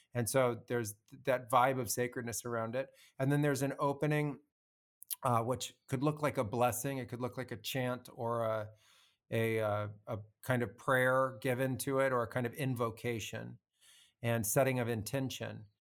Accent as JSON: {"language": "English", "country": "United States", "tie": "born or raised there", "also_born_or_lived": "Peru", "moved": "as an adult", "said": "I grew up as an American and I was, you know, living what had come out of a suburban childhood"}